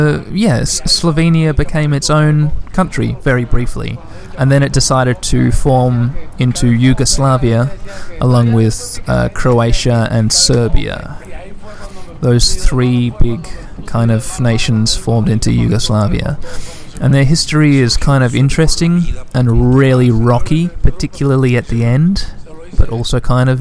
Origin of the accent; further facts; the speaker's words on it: Western Australia, Australia; 2 million is the population of Western Australia, my home state